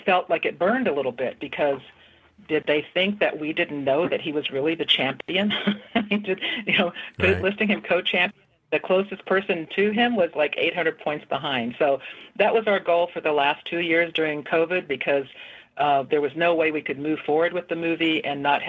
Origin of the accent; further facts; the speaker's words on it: Oklahoma, United States; I grew up in Oklahoma